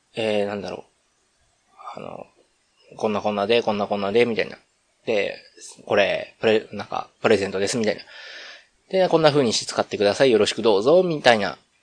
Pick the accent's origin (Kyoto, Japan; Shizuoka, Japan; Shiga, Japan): Kyoto, Japan; 僕一応京都府の、ね、出身でっていうと、今違うところに住んでるみたいですけど、まあ、京都府に住んでて